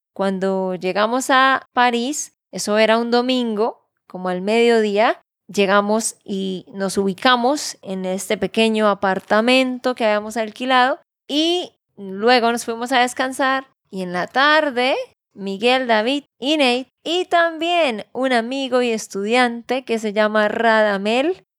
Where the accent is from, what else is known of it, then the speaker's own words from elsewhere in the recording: Santander, Colombia; de Santander, Colombia